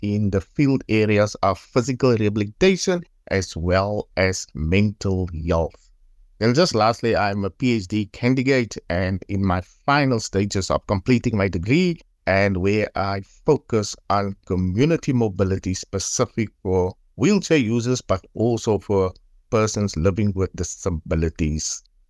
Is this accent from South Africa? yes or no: yes; Paarl, Western Cape, South Africa; I am from Paul, area called Lantana.